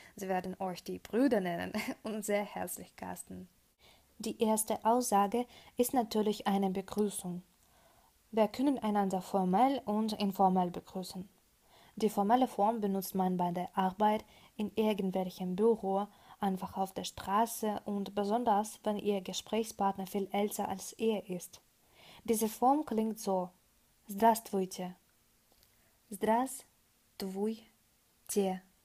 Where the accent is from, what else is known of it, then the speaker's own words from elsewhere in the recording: Russia; German is a second language; also born or lived in Krasnoyarsk; ich bin Russin und ich wohne im geografischen Herzen Russlands, und zwar in Krasnojarsk